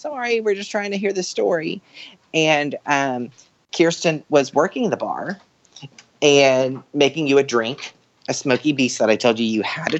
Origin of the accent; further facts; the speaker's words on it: New York, United States; I'm a New Yorker.